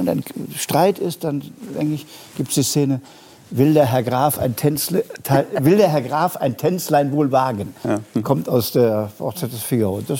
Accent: Bonn, North Rhine-Westphalia, Germany; ich bin ja in Bonn groß geworden, Äh, da habe ich meine ersten Opernerlebnisse im Stadttheater gehabt

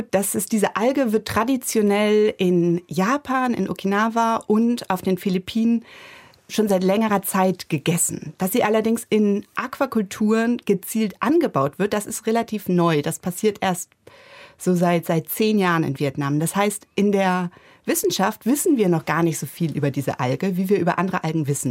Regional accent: Germany; also born or lived in Bremen; hier bei uns in Deutschland

